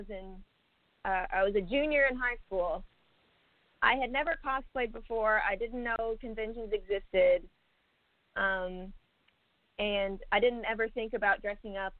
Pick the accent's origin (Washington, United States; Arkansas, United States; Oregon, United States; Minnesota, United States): Arkansas, United States; North Little Rock; I'm from North Little Rock, Arkansas, and my plan is to relocate to Los Angeles